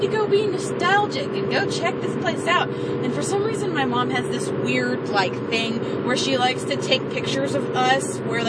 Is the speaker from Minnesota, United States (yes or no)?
no; Southern Indiana, United States; I'm from Southern Indiana, live about 15 minutes from you.